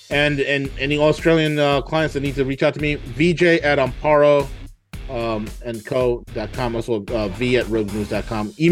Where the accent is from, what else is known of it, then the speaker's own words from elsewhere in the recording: New York, United States; I'm from New York.